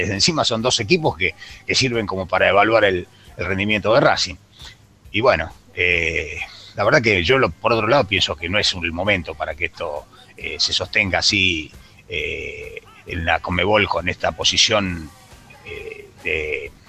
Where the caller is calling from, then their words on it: Castelar, Buenos Aires Province, Argentina; de Castelar.